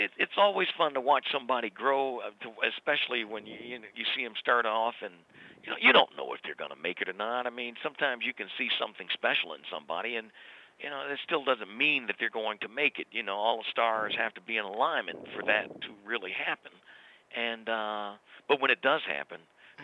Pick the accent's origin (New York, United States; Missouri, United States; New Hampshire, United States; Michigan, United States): Michigan, United States; Detroit; I grew up in Detroit